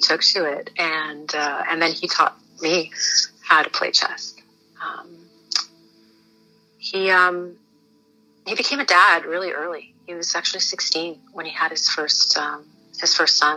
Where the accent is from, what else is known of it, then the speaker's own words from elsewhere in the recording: Toronto, Ontario, Canada; We grew up in Scarborough